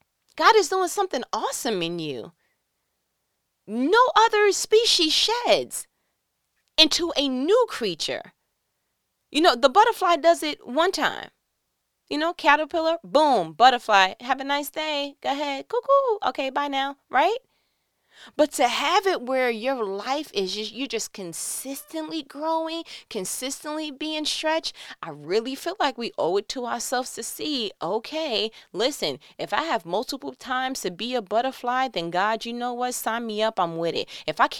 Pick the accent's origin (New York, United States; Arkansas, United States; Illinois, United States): New York, United States; now in Georgia, United States; Like, I remember when I came from New York to Georgia and, you know, I was flawed that there was no peepholes for me to see who's knocking on my door.